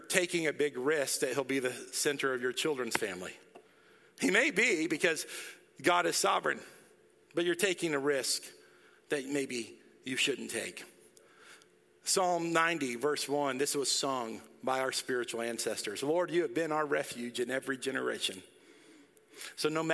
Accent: Dallas, Texas, United States; moved away; I grew up in Dallas, and I love Dallas.

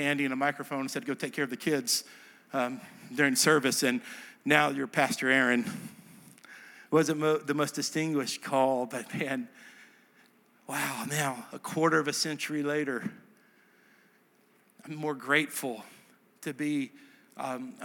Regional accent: Dallas, Texas, United States; moved away as an adult; also born or lived in Nashville, Tennessee; now in Hendersonville, United States; I'm from Dallas

